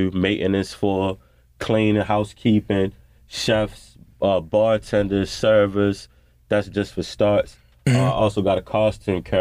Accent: Baltimore, Maryland, United States; Uh, I just make the world a better place, man. I come out here in Baltimore, my hometown

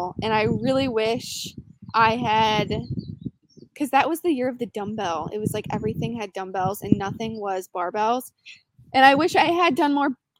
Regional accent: Wixom, Michigan, United States; moved away as an adult; also born or lived in Utah; now in Georgia, United States; I grew up in Michigan, a city called Wixom. It's about like 30 minutes outside of Detroit

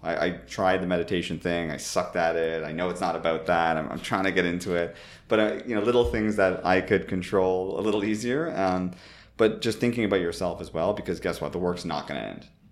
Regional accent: Toronto, Ontario, Canada; moved away as an adult; also born or lived in San Francisco / United Kingdom; my parents were born in Italy, but I grew up in Toronto, literally not too far from Jane and Finch

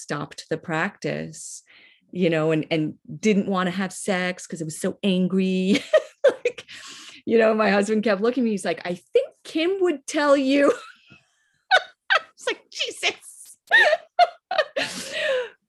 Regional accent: Northeast, United States; I'm from the Northeast

